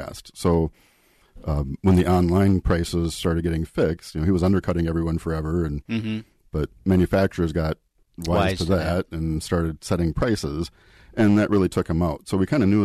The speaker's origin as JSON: {"language": "English", "town": "Eden Prairie", "region": "Minnesota", "country": "United States", "tie": "born or raised there", "said": "I grew up in the Minneapolis area. Eden Prairie was my hometown."}